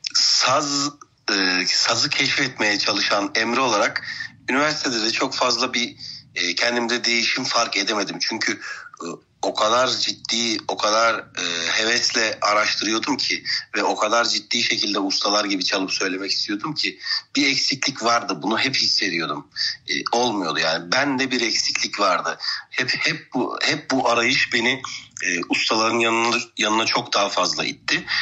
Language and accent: Turkish; Antalya, Turkey; 1988 yılında Antalya'da dünyaya geldim.